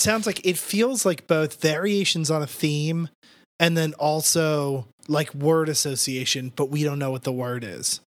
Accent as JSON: {"language": "English", "region": "New Jersey", "country": "United States", "tie": "born or raised there", "said": "growing up in South Jersey"}